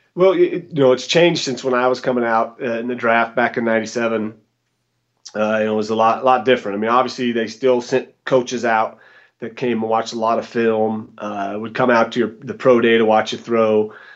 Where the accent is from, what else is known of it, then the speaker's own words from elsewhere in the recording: Boise, Idaho, United States; moved away as an adult; also born or lived in Smiley Creek, Idaho / Arizona / Denver, Colorado; now in Boulder, United States; I'm originally from Boise, Idaho, born and raised.